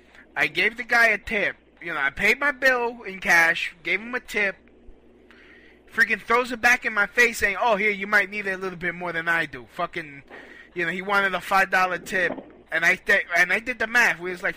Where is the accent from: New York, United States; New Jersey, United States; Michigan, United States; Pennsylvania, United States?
New York, United States; Brooklyn; You can't be doing this to no Puerto Ricans. We're Puerto Ricans from Brooklyn. We don't put up with this nonsense.